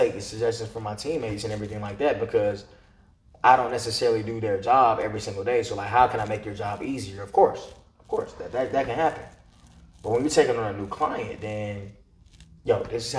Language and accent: English; Atlanta, Georgia, United States; also born or lived in Stone Mountain; born and raised in Atlanta, Northside Hospital.